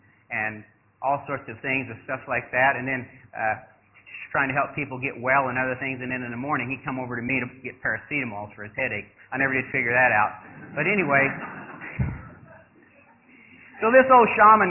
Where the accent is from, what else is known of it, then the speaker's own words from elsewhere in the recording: United States; moved away as an adult; also born or lived in Thailand; I'm an American boy. I mean, like I said, I grew up loving hamburgers and this